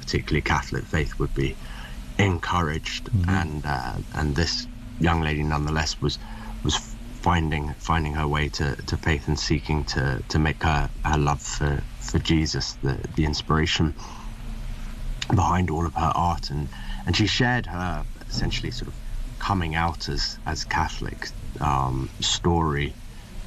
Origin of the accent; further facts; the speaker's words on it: England, United Kingdom; moved back to England where I was born.